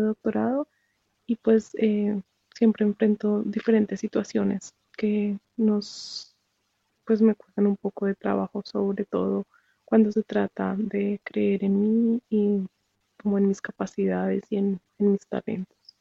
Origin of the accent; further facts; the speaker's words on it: Colombia; now in Japan; soy colombiana, pero vivo en Japón